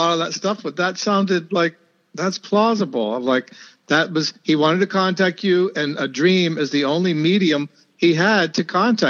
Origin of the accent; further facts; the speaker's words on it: Florida, United States; I'm from Florida